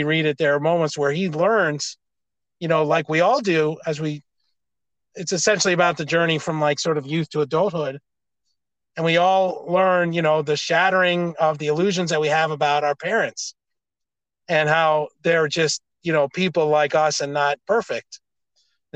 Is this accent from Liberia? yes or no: no; United States; I'm an American